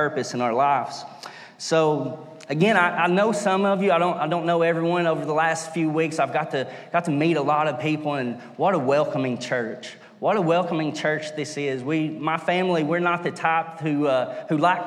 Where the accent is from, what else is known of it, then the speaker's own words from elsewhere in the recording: Stinking Creek, United States; I'm originally from Stinking Creek, where I'm from. So there is a lot of culture there to learn about, and there's a lot of history there. So I grew up as a little boy loving history